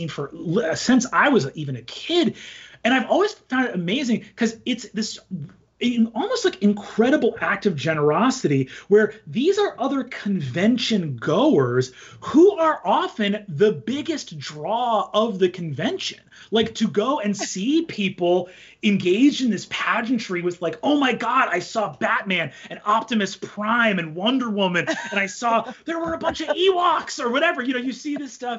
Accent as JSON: {"language": "English", "region": "New York", "country": "United States", "moved": "yes", "lives_now": "California, United States", "said": "I'm actually a New Yorker. So I was on the East Coast as well."}